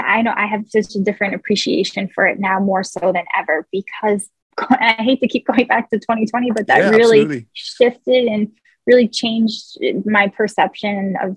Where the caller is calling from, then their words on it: upstate New York, United States; I am calling in from upstate New York, and it is 12:55 p.m. here.